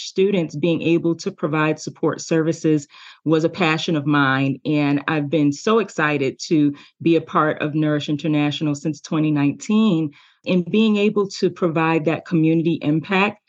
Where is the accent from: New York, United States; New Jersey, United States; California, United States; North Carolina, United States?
New York, United States; New York City; I grew up in New York City in, you know, a very underserved community